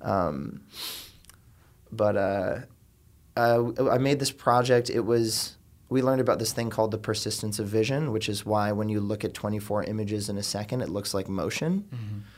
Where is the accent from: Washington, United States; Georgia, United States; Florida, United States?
Florida, United States; Miami; moved away as an adult; now in New York, United States; am from South Florida originally. I'm from the suburbs outside of Miami